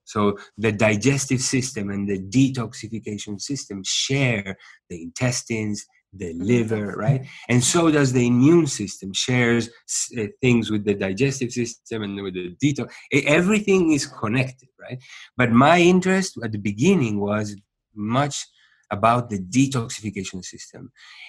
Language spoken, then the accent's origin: English; Uruguay; moved away as an adult; also born or lived in New York / India; I was born in Uruguay.